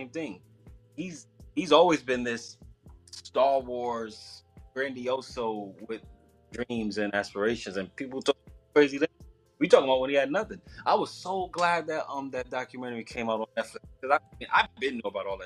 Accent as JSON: {"language": "English", "town": "Newark", "region": "New Jersey", "country": "United States", "tie": "born or raised there", "said": "I grew up in Jersey, born in Newark, raised down the street from the …"}